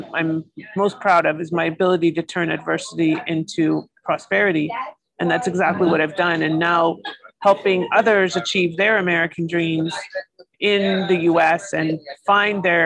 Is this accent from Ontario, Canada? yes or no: yes; Toronto, Ontario, Canada; moved away as an adult; now in Florida, United States; I'm from Toronto originally. I grew up in the GTA